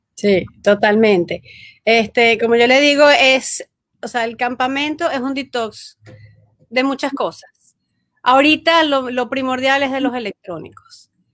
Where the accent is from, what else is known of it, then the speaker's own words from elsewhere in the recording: Venezuela; moved away as an adult; now in United States; yo soy venezolana, estudio psicopedagogía, 10 eh, años en Venezuela